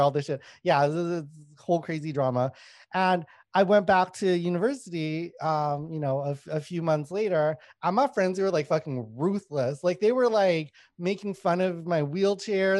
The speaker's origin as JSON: {"language": "English", "town": "Winnipeg", "region": "Manitoba", "country": "Canada", "tie": "born or raised there", "also_born_or_lived": "Thailand / Laos", "said": "I grew up in Winnipeg"}